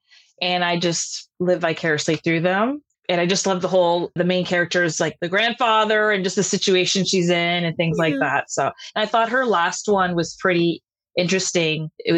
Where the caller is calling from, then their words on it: Toronto, Ontario, Canada; I'm coming from Toronto, Canada.